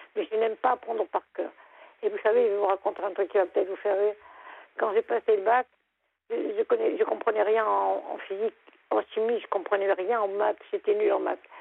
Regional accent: Lorraine, Grand Est, France; also born or lived in near Nancy; now in Lorient, France; moi, je suis Lorraine. J'habitais à côté de Nancy. Mais j'ai émigré pour avoir la mer.

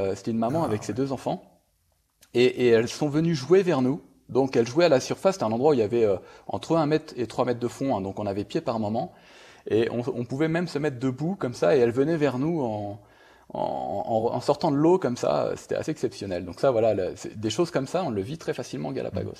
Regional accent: Brittany, France; now in Ecuador; je suis breton d'origine

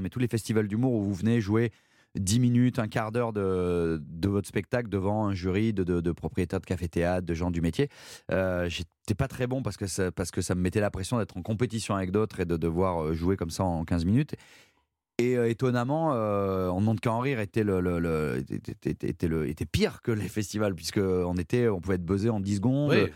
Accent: Saint-Péray, Auvergne-Rhône-Alpes, France; also born or lived in Valence; je suis né à Valence, qui est, la grande ville à côté du Potelin où j'ai grandi, mais j'ai grandi à Saint-Péret, qui est un tout petit village euh, d'Ardèche.

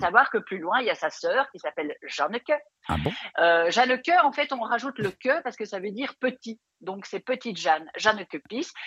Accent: Belgium; accent: Belgian; je suis belge

